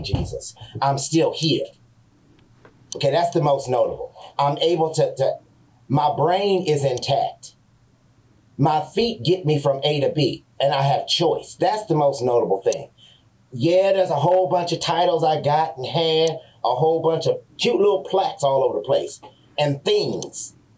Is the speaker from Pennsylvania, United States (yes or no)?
no; San Francisco, California, United States; I was a black man growing up in San Francisco.